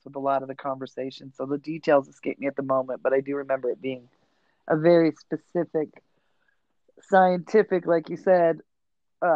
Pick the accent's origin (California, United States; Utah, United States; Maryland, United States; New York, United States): New York, United States; upstate; Growing up in upstate New York